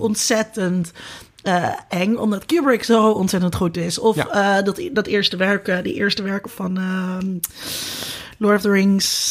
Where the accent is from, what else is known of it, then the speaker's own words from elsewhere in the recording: Netherlands; als Nederlanders